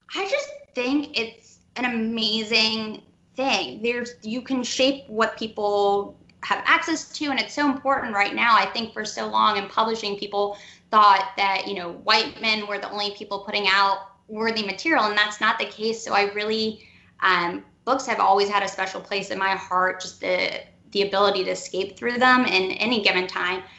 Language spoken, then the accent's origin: English; Cleveland, Ohio, United States; moved away as an adult; also born or lived in Nashville / New York; now in Atlanta, United States; I'm from Cleveland originally